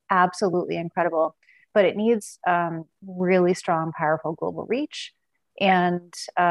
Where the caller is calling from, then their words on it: Seattle, Washington, United States; Seattle, Washington.